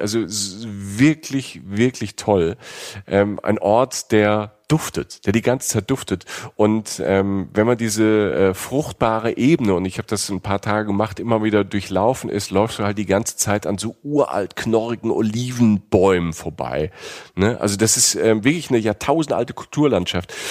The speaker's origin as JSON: {"language": "German", "country": "Germany", "said": "als Deutscher"}